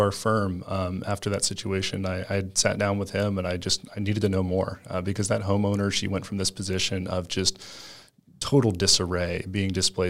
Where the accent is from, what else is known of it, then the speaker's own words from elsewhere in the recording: Panama City, Florida, United States; born there; now in Tampa, United States; Yeah, so I was originally born in Panama City, Florida, but I've lived all over the United States. I call Tampa, Florida my home.